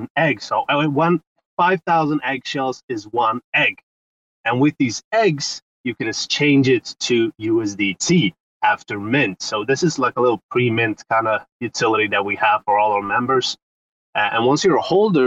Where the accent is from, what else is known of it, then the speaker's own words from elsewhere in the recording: Sweden; I'm from Sweden, 36, and I'm an entrepreneur here in Sweden.